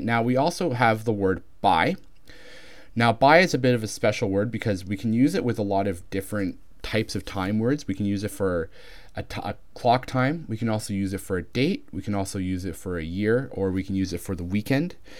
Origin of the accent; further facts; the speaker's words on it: Canada; accent: Canadian; my accent is Canadian, which is similar enough to American